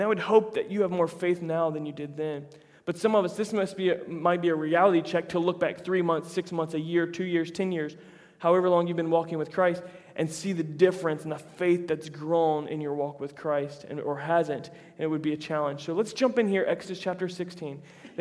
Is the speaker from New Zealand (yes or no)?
no; United States; we're American